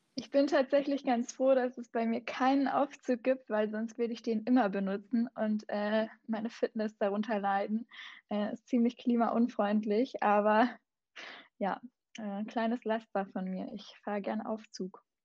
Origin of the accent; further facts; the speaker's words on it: Southern Germany, Germany; now in Berlin, Germany; ich bin auch in Süddeutschland aufgewachsen, tatsächlich auch in den Bergen